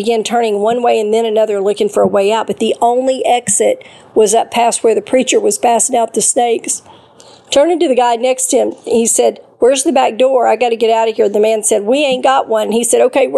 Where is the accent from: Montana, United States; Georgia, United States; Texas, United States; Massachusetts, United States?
Texas, United States; Northeast; now in Arkansas, United States; When I was 12 or 13 years old, growing up in Northeast Texas